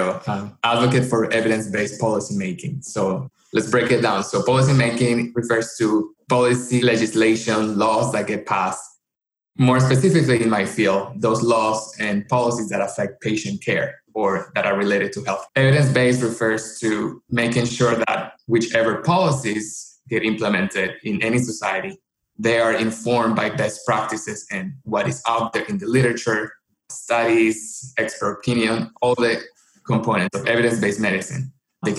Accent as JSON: {"language": "English", "country": "Colombia", "moved": "as an adult", "lives_now": "United States", "said": "I am originally from Colombia and I came to the United States for college"}